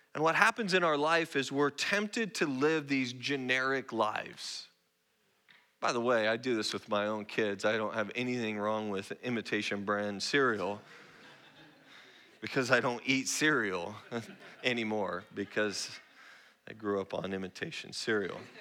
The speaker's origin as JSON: {"language": "English", "town": "Roseburg", "region": "Oregon", "country": "United States", "tie": "born or raised there", "also_born_or_lived": "Spokane, Washington", "moved": "as an adult", "lives_now": "San Antonio, United States", "said": "I'm not Texan. I'm, I'm a native Northwest person. I grew up in Roseburg, Oregon."}